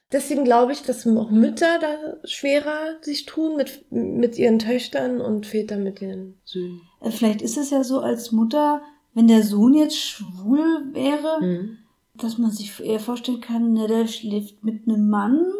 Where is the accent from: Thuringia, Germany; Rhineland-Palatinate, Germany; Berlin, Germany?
Berlin, Germany; Und ich bin in Berlin groß geworden. Es war, es war immer da. Ist nicht Bodensee, ne?